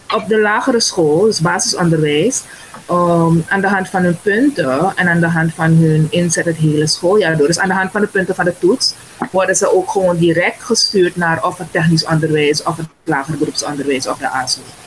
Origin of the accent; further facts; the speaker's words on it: Suriname; Ik kom uit Suriname